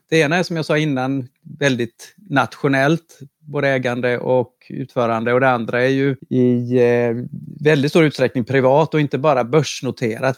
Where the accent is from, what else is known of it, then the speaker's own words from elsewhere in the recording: Karlskrona, Blekinge, Sweden; på 80-talet eh, när jag var ung i Karlskrona